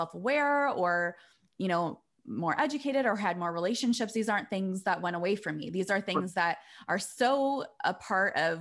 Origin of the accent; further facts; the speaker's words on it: Iowa, United States; now in Chicago, United States; I grew up in Iowa, in the suburbs, a white girl